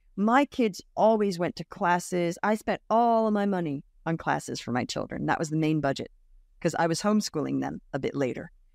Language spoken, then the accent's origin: English; Australia; moved away as an adult; also born or lived in United States / Brooklyn, New York; I grew up in Australia